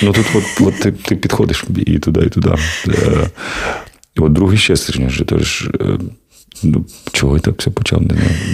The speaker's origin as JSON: {"language": "Ukrainian", "town": "Kharkiv", "region": "Kharkiv Oblast", "country": "Ukraine", "said": "Я з Харкова."}